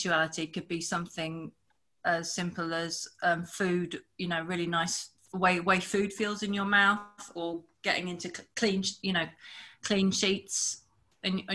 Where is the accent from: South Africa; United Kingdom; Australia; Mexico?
United Kingdom; I'm a yoga teacher from UK